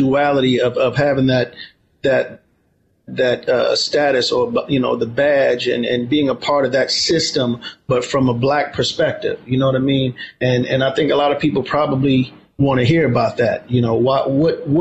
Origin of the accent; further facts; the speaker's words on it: New York City, New York, United States; I grew up in Harlem, New York.